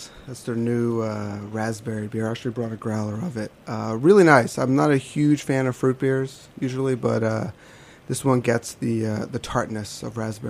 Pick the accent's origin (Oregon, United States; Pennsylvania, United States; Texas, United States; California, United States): Pennsylvania, United States; outside of Philly; now in New York, United States; I grew up outside of Philly